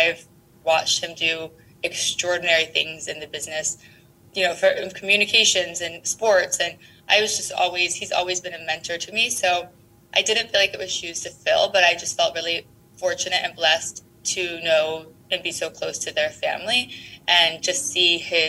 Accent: California, United States; also born or lived in San Antonio, Texas / Houston, Texas / Austin, Texas; I was born in San Antonio, and then we moved to Houston when I was quite young. Sadly for Texas, we then moved to California, and I grew up in California and then went back to UT for school

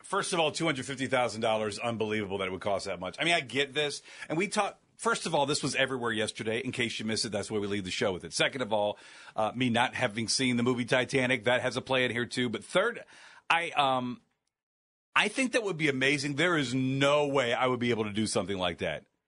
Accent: Northeast Ohio, United States; born and raised in Northeast Ohio

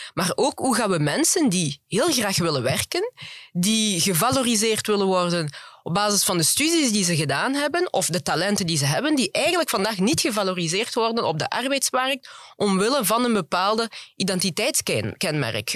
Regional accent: Flanders, Belgium; also born or lived in Congo; want ik ben vooral in Vlaanderen opgegroeid. Ik ben ook in Vlaanderen naar school gegaan.

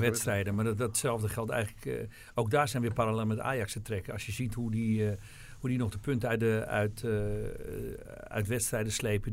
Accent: Alkmaar, North Holland, Netherlands; En ik kwam uit Alkmaar.

